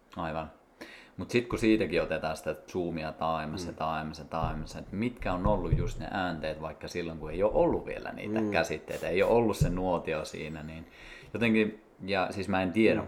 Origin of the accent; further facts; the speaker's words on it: Kuusamo, North Ostrobothnia, Finland; moved away; Ja mäkin olen siis Kuusamosta kotoisin